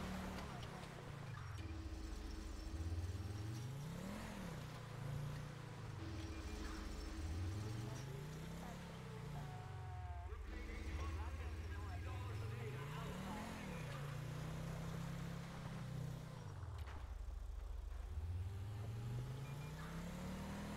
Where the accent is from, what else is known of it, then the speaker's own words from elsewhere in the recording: the Carolinas, United States; I'm from the Carolinas